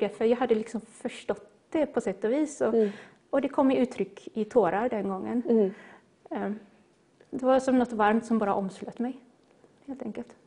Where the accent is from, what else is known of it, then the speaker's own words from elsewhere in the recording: Gothenburg, Västra Götaland, Sweden; now in Skepplanda, Sweden; jag är en göteborgare. Det kanske inte hörs, men jag är född och uppvuxen i Göteborg